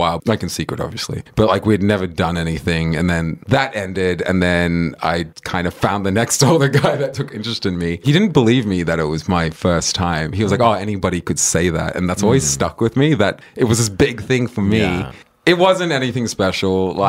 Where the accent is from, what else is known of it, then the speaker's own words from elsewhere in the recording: South Africa; And, like, I was freshly foreign from South Africa then.